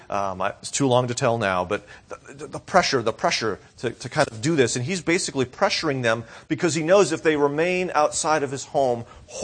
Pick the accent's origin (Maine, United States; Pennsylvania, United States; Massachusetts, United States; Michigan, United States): Massachusetts, United States; growing up near Boston, there was one city in particular that stood out to many of us.